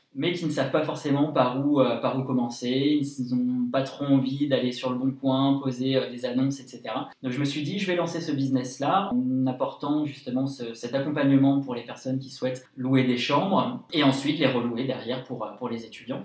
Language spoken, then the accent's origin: French; Lyon, Auvergne-Rhône-Alpes, France; also born or lived in Paris / New York; j'ai 25 ans, je suis lyonnais